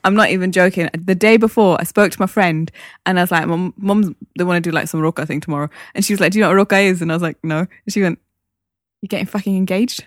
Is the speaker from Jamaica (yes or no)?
no; Newcastle upon Tyne, North East England, United Kingdom; born or raised there